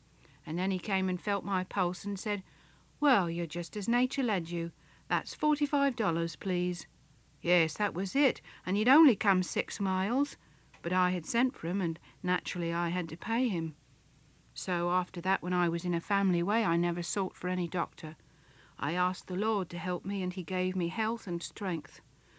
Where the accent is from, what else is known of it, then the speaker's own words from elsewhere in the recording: England, United Kingdom; now in Canada; I never had a doctor ever since I come from England to Canada